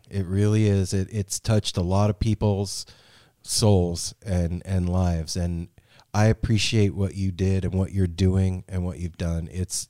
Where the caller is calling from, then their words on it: Portland, Oregon, United States; We are calling from Portland, Oregon.